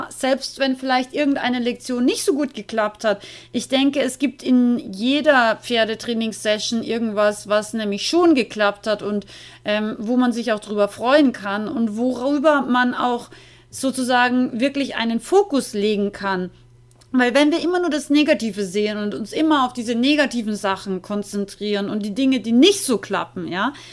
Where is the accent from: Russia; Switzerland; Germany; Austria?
Austria; ich bin ja aus Österreich eigentlich